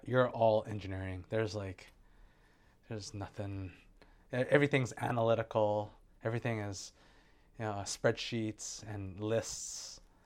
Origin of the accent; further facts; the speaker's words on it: Santa Monica, California, United States; moved away as an adult; now in Hawaii, United States; I was born in Santa Monica, California. I grew up there